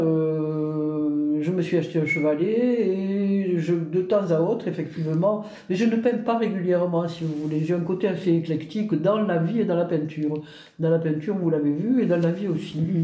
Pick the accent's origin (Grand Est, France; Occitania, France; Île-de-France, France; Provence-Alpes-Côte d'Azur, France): Occitania, France; Albi; also born or lived in Toulouse; je suis native d'Albi, euh, qui est la ville quand même de Toulouse-Lautrec